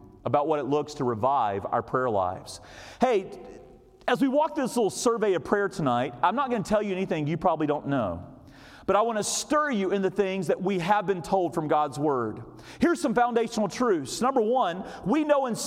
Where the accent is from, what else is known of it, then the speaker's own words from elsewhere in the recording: North Carolina, United States; I grew up here in North Carolina